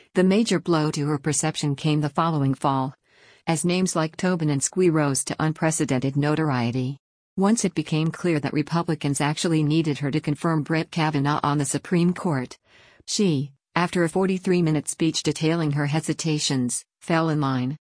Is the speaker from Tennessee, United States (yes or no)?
no; Maine, United States; growing up in Maine